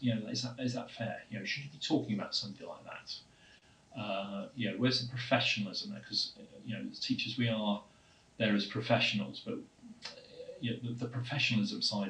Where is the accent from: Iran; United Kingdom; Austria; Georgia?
United Kingdom; Southport, North West England; accent: flat vowels; moved away as an adult; I was originally from the north of England, from a town called Southport, which is near Liverpool